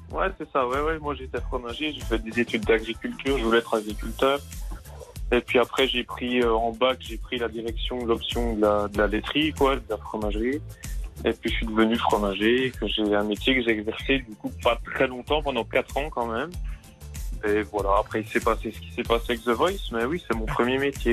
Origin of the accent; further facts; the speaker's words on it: Mamirolle, Bourgogne-Franche-Comté, France; also born or lived in Paris; now in Loue valley, France; Alors, je suis originaire de Mamie roll. Maintenant, j'habite pas très loin de Mamie roll, dans la vallée de la Loue